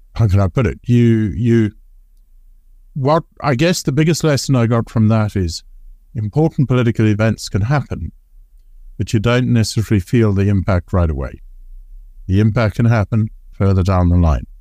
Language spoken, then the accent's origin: English; Zimbabwe; moved away; I was growing up in Zimbabwe